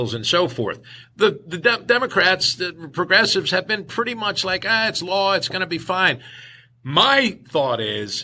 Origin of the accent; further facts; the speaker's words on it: Northeast, United States; accent: Northeast; moved away as an adult; now in Berea, United States; my Northeast accent is still prominent